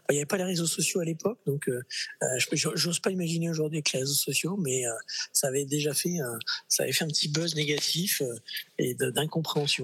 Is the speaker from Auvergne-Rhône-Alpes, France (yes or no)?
yes; Clermont-Ferrand, Auvergne-Rhône-Alpes, France; moved away as an adult; also born or lived in Paris; mais je suis clermontois de cœur. J'y ai fait mes études. Je suis arrivé à l'âge de, de, 12 ans. J'en suis parti à 23